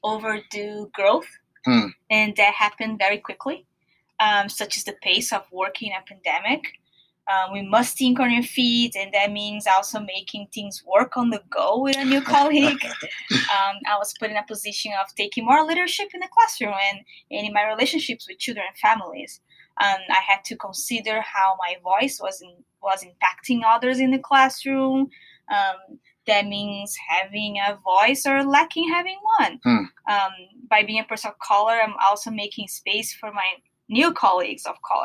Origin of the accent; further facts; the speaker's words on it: São Paulo, Brazil; now in Seattle, United States; I'm from Brazil